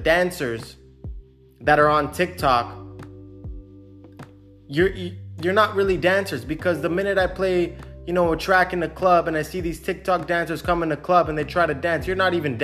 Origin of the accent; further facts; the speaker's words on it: Canada; now in Cyprus; I'm Canadian.